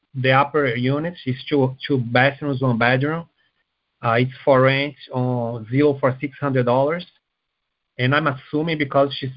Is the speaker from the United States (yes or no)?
no; Canada; I'm actually from Canada